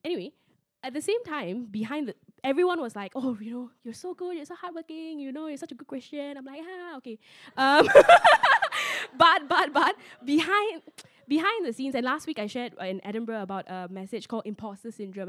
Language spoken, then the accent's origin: English; George Town, Penang, Malaysia; I was growing up in Penang